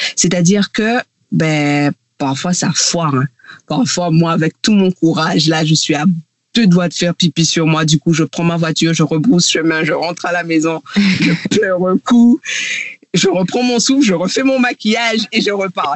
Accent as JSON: {"language": "French", "country": "Guadeloupe", "moved": "yes", "lives_now": "Réunion", "said": "je suis guadeloupéenne et je vis à La Réunion"}